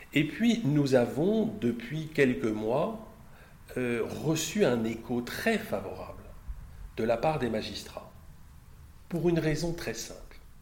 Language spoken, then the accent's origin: French; Brittany, France; mon compatriote breton, puisque je suis breton